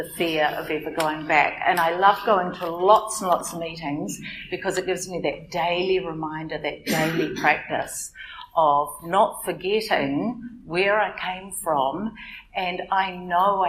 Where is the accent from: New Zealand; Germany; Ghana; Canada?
New Zealand; Auckland; I'm from Auckland